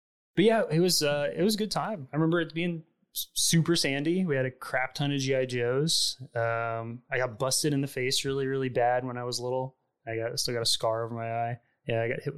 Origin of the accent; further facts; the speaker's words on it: Fort Worth, Texas, United States; also born or lived in Kansas / Saudi Arabia; So I moved around a little bit, like before I was five. We got here when I was about 5 years old to Fort Worth. And we moved around a little bit. I was born in Kansas. We moved to Saudi Arabia.